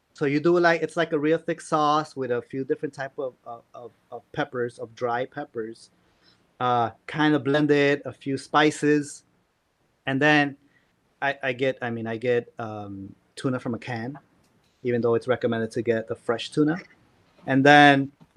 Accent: San Luis Potosí, Mexico; moved away as an adult; now in Chicago, United States; I grew up in San Luis Potosí

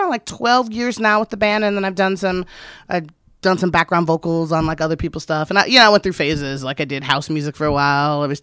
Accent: United States; also born or lived in Little Rock, Arkansas / Florissant, Missouri; now in New York City, United States; I was born in Little Rock, Arkansas, and raised in Arkansas and Florissant, Missouri

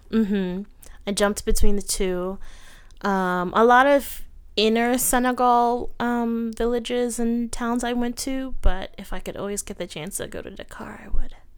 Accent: United States; I'm an American

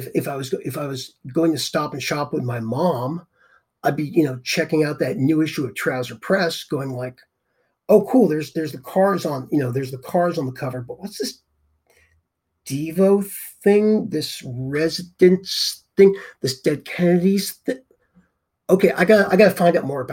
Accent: Boston area, Massachusetts, United States; growing up in the Boston area

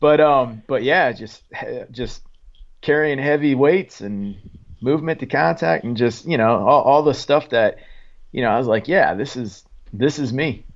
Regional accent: Lowell, Oregon, United States; moved away as an adult; also born or lived in Fall River Mills, California; I was born in, uh, Fall River Mills, California, but I was raised in Oregon. So a little, uh, little logging town, uh, called Lowell, Oregon

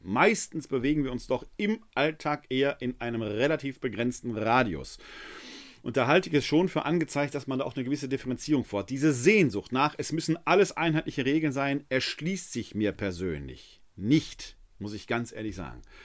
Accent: Ruhr area, North Rhine-Westphalia, Germany; ein Kind des Ruhrgebietes wie mich

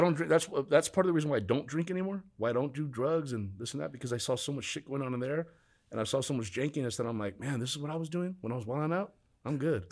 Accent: Huntington Park, California, United States; I grew up in Huntington Park, California.

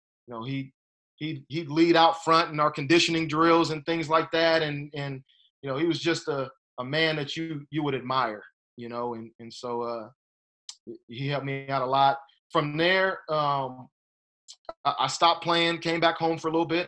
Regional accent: San Bernardino, California, United States; I grew up in San Bernardino, kind of, you know, Rialto area a little bit, and which is pretty much the Inland Empire

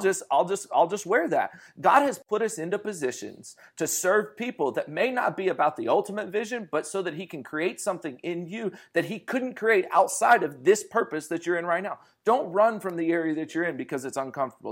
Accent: Fresno, California, United States; I'm from Fresno, California

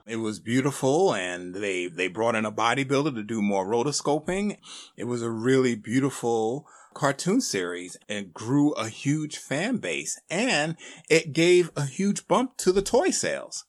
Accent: Northeast, United States; me growing up on in the Northeast

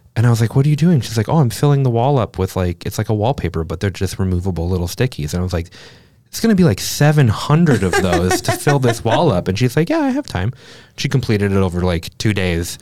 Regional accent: Minnesota, United States; I am also from Minnesota.

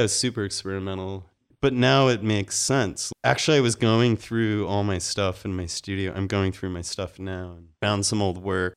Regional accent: Salt Lake City, Utah, United States; moved away as an adult; also born or lived in Mississippi / North Carolina / Phoenix / Haiti; now in Los Angeles, United States; Salt Lake City. Yeah, born there. Lived there most of my life

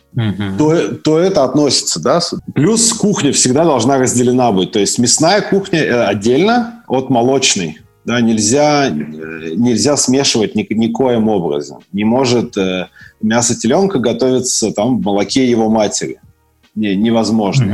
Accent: Nizhnekamsk, Tatarstan, Russia; also born or lived in Severodvinsk, Arkhangelsk Oblast / Sochi / Israel; я родом город Северодвинск, это Архангельская область, это Белое море. А вырос э, я в городе Нижнекамск

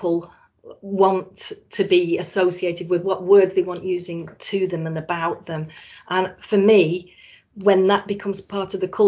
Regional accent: Blackpool, North West England, United Kingdom; I was born in Blackpool and I love Blackpool

